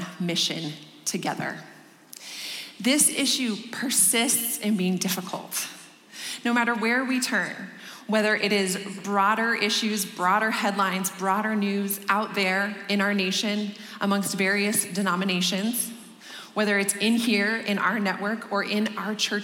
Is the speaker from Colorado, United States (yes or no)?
yes; Denver, Colorado, United States; this is my hometown, and I am thrilled to be welcoming you to my city and just proclaiming Christ with you here in Denver